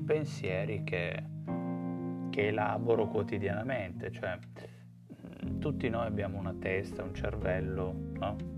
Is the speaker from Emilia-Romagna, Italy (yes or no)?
no; Turin, Piedmont, Italy; sono di Torino